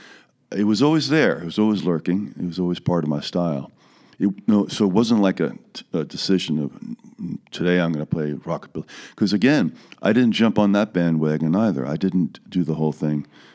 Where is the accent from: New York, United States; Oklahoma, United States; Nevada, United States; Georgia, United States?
New York, United States; Malverne; moved away as an adult; also born or lived in Queens, New York / Manhattan, New York / Sag Harbor, New York; now in North Fork, Long Island, United States; I was born in Queens, grew up in Malvern